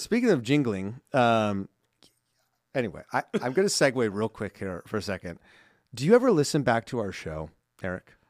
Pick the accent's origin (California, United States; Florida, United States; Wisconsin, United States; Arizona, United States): California, United States; Simi Valley; I'm from Southern California, I live in Southern